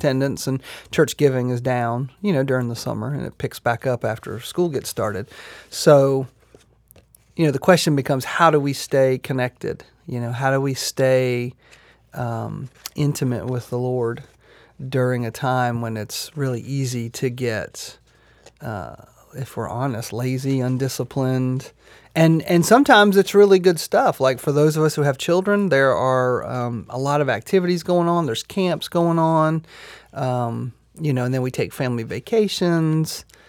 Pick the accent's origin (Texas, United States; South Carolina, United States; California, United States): South Carolina, United States; Myrtle Beach; You know, I can remember growing up in Myrtle Beach, and Memorial Day to Labor Day was, you know, that was kind of the summer.